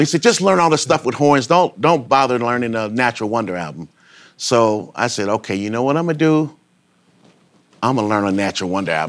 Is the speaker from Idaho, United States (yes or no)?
no; Chicago, Illinois, United States; I grew up in Chicago